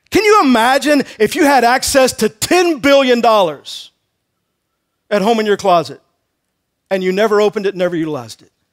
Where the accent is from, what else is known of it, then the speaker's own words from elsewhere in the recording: Texas, United States; I grew up in Texas